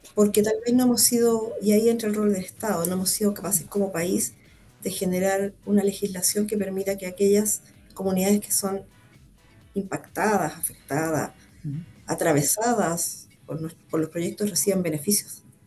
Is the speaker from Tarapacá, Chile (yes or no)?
no; Santiago, Santiago Metropolitan Region, Chile; also born or lived in Calama / Constitución; yo soy santiaguina, y me gusta Santiago